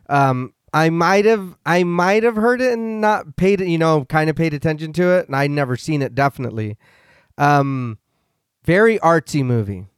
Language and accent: English; United States; I'm here stateside. I'm American.